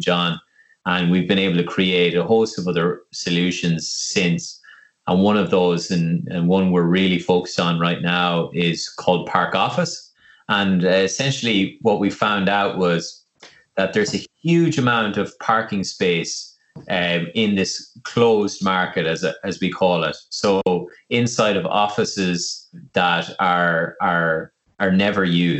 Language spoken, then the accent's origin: English; Longford, County Longford, Ireland; now in Dublin, Ireland; I'm originally from Longford, and when I moved up to Dublin, I lived in the city centre